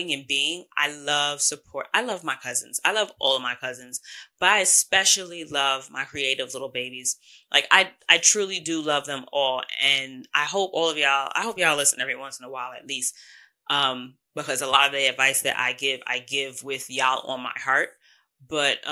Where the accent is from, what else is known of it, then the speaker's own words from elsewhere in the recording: New York, United States; I'm from New York